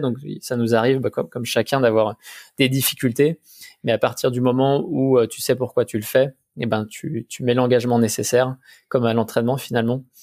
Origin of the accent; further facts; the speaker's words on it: Haute-Savoie, Auvergne-Rhône-Alpes, France; je viens, de Savoie, de Haute-Savoie